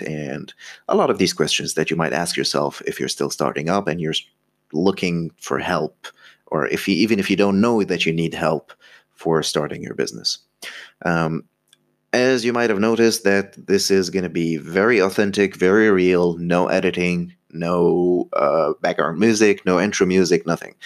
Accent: Egypt; I'm from Egypt

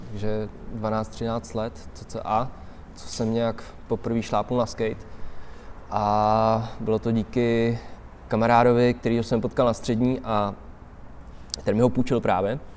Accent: Prague, Czechia; Jsem Pražák na Bulovce.

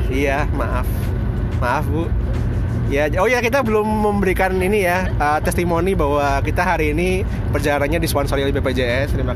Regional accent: Medan, North Sumatra, Indonesia; nah waktu SD itu lama di Medan sekitar 6, 6 tahun lah 6 tahun terus kalau di Medan kan mudiknya ke Padang

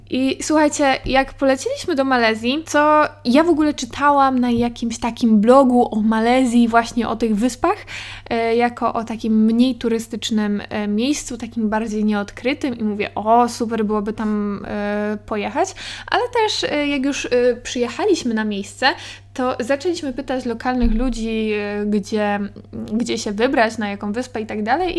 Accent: Katowice, Silesian Voivodeship, Poland; ja jestem, słuchajcie, z Katowic

